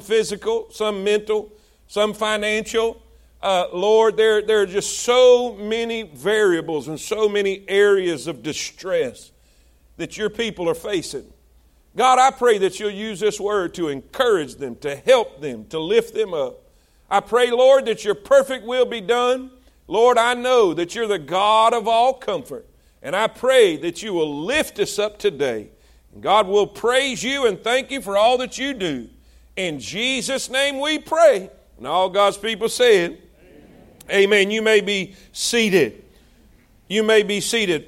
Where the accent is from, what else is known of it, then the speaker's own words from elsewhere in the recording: South Florida, United States; moved away; we're from South Florida